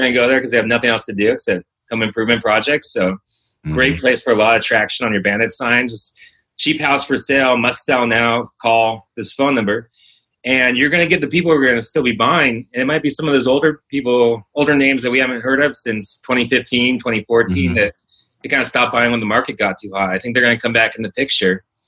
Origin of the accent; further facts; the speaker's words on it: Los Angeles, California, United States; moved away as an adult; also born or lived in Orlando; I was born and raised in Los Angeles, California